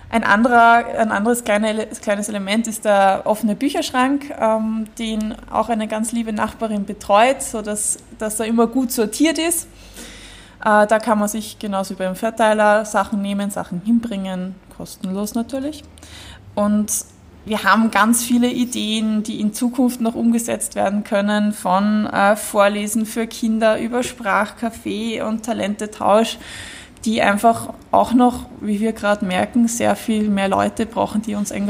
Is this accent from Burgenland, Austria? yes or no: no; Vienna, Austria; Genau, also wir kennen Gersthof, wir sind alle aus Gersthof und wir wissen um die Gegebenheiten dieser Ecke hier